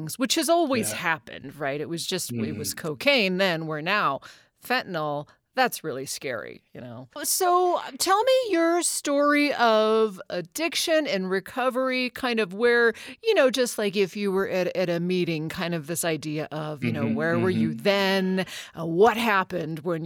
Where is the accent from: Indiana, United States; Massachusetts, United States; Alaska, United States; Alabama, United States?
Alaska, United States; moved away; also born or lived in Oregon / California; growing up in Alaska